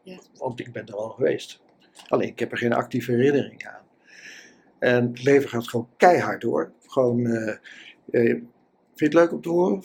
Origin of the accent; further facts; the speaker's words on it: Utrecht, Netherlands; ik kom uit Utrecht